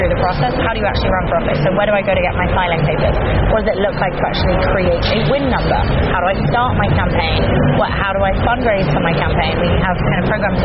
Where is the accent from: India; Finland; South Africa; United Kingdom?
United Kingdom; London; moved away as an adult; also born or lived in Kerry, Ireland / Los Angeles, United States; now in Boston, United States; I am originally from Kerry. I grew up in London, and I moved to Boston 11 years ago now